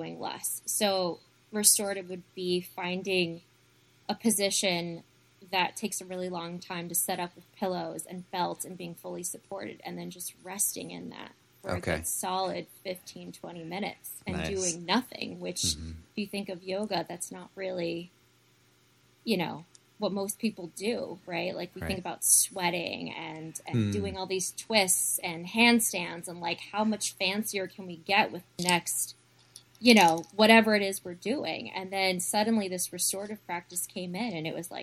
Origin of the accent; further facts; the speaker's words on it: Rochester, New York, United States; now in Hudson Valley, United States; Rochester, my hometown